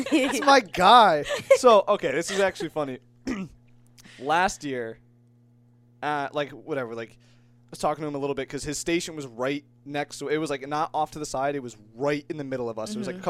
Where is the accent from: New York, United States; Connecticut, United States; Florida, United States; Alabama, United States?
Connecticut, United States; Ellington; I'm from Ellington.